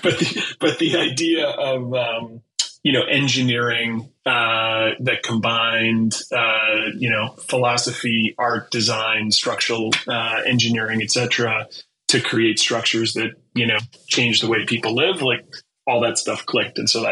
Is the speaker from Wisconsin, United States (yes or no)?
yes; Wisconsin, United States; Wisconsin. So in Midwest.